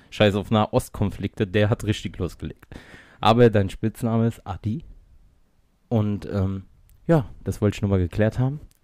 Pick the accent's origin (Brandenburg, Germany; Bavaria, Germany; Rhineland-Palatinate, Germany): Rhineland-Palatinate, Germany; Mainz; sind aus Mainz, wir sind richtige Mainzer Buben